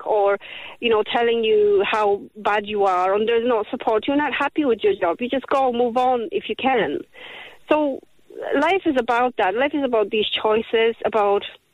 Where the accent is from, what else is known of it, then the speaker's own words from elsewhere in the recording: Poland; now in Ireland; I come from Poland